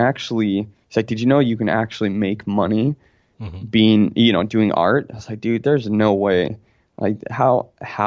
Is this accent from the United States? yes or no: no; Florence, Tuscany, Italy; I was born in Florence, Italy